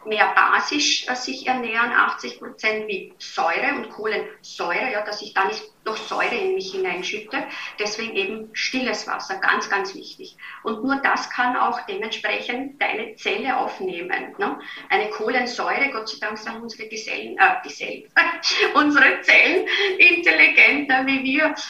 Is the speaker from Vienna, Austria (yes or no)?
yes; Vienna, Austria; accent: Viennese dialect; moved away as an adult; now in Germany; Ich bin gebürtig aus Wien